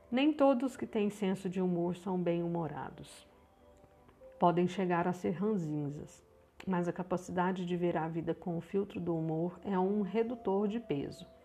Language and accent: Portuguese; Minas Gerais, Brazil; Eu também sou mineira, estou falando aqui de Uberlândia, Minas Gerais.